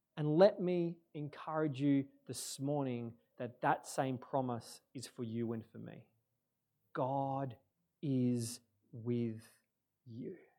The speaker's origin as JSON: {"language": "English", "town": "Moe", "region": "Victoria", "country": "Australia", "tie": "born or raised there", "also_born_or_lived": "Churchill", "said": "I was born in the Gippsland in a town called Maui"}